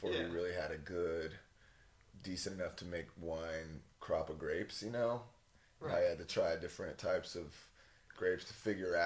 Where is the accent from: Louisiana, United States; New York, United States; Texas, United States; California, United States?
Texas, United States; I come from Texas